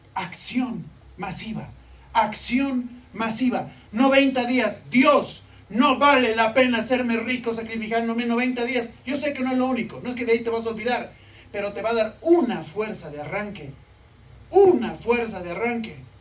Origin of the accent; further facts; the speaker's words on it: La Paz, Bolivia; soy de La Paz